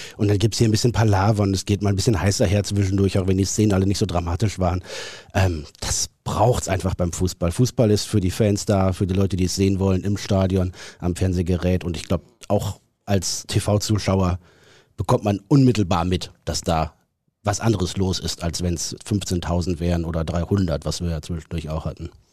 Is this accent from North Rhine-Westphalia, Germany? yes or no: yes; Neuenkirchen, North Rhine-Westphalia, Germany; also born or lived in Hamburg; in Neuenkirchen, im schönsten Münsterland